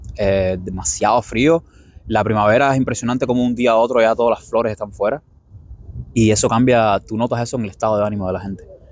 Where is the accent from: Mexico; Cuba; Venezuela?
Cuba; moved away as an adult; now in New York, United States; Yo soy cubano.